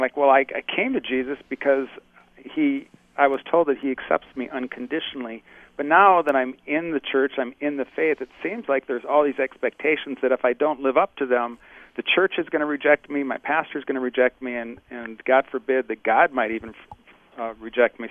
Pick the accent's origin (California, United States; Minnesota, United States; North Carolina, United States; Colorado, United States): Minnesota, United States; Bloomington; moved away as an adult; now in Menominee, United States; I grew up in Bloomington, Minnesota, and that's oh. spent all my early years there